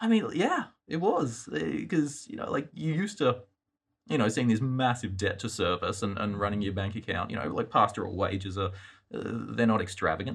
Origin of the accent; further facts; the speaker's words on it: Australia; accent: Australian; moved away as an adult; now in United States; my accent, uh, is Australian, um, born, grew up there